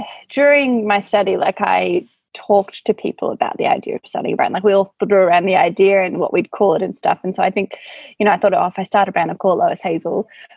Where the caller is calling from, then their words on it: Melbourne, Victoria, Australia; I am in Victoria, Melbourne, in my studio in Brunswick.